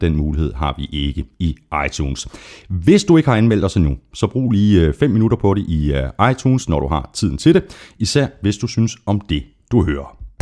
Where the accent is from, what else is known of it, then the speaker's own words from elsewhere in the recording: Viborg, Central Denmark Region, Denmark; jeg kommer fra Viborg